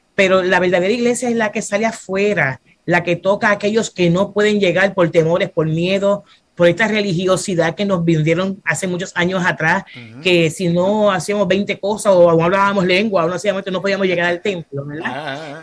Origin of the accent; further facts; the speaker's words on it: Fajardo, Puerto Rico; also born or lived in Bronx, New York, United States / Luquillo, Puerto Rico / Santurce, Puerto Rico; soy una mujer que nací en Estados Unidos, en Nueva York, en el Bronx, y de pequeña mis padres se mudaron para acá, para Puerto Rico, y me crié en el pueblo de Fajardo hasta mi edad de 20 años